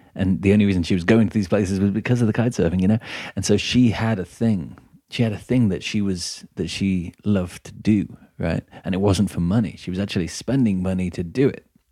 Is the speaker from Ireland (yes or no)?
no; England, United Kingdom; I'm from England as well